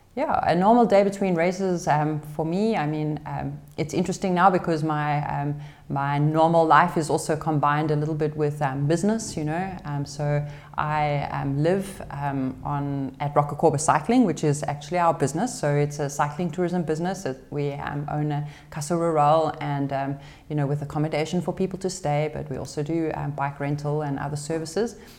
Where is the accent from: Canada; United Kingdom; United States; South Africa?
South Africa; moved away; being a South African racing abroad in Europe